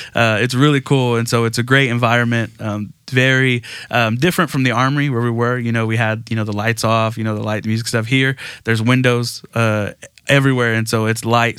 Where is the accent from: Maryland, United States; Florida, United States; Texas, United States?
Texas, United States; Aransas Pass; I grew up in Aransas Pass, Texas, so small town right off the coast